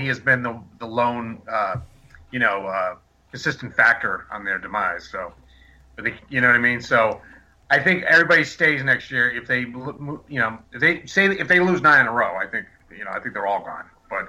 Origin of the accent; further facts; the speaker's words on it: Wilmington, Massachusetts, United States; in my hometown in Wilmington